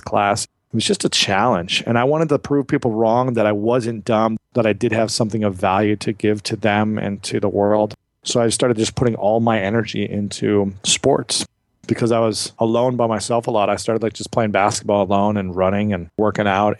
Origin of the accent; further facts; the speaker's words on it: United States; I grew up in America